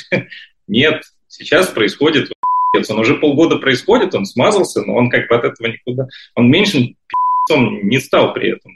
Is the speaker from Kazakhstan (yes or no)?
no; Saint Petersburg, Russia; moved away as an adult; now in Israel; я из Петербурга